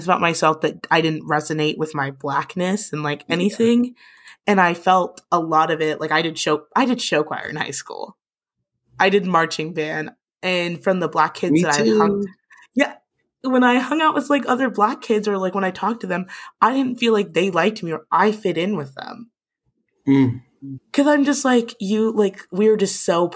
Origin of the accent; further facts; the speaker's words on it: St. Paul, Minnesota, United States; now in Lincoln, United States; I'm from St. Paul, Minnesota